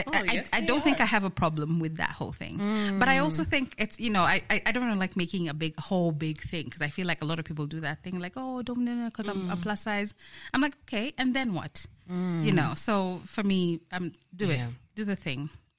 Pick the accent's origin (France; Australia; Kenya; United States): Kenya